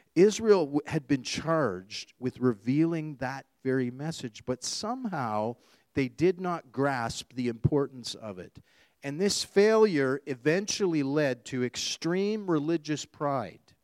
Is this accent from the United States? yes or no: no; Canada; being born and raised here in Canada